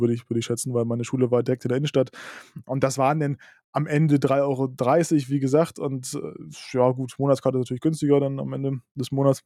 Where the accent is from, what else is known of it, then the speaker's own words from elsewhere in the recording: Lübeck, Schleswig-Holstein, Germany; Bei uns in Lübeck